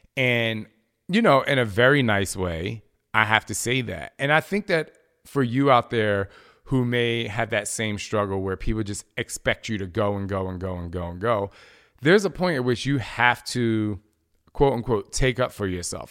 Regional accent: New Jersey, United States; I'm from Jersey

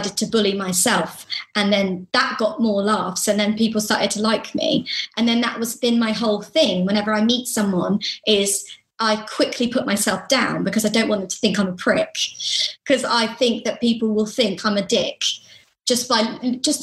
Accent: United Kingdom; we're British

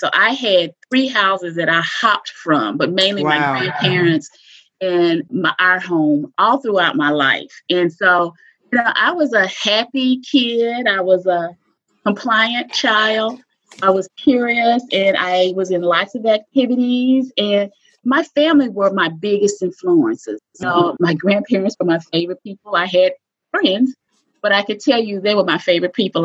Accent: Gurdon, Arkansas, United States; accent: Southern; I grew up in Arkansas, specifically a small town named Gurdon, G-U-R-D-O-N. I always spell it because, you know, with the Southern accent

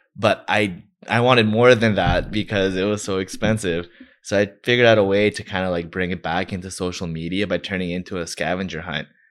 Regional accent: Toronto, Ontario, Canada; I'm from Scarborough

